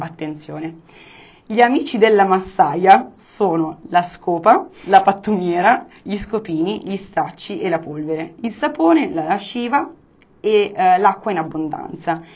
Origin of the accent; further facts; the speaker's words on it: Monza, Lombardy, Italy; non sono milanese perché sono monzese, però comunque sono lombarda